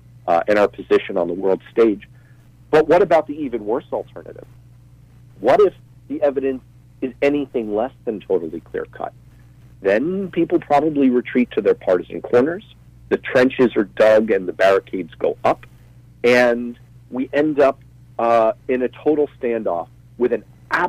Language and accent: English; United States; as an American